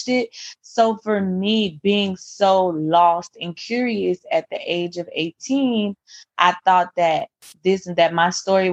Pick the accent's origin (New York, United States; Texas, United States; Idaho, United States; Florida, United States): Florida, United States; Miami; also born or lived in Tallahassee, Florida; I am originally from Miami, Florida. I currently still live in Miami